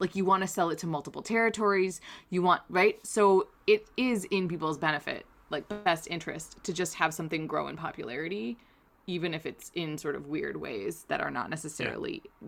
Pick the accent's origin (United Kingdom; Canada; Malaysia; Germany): Canada; we're Canadian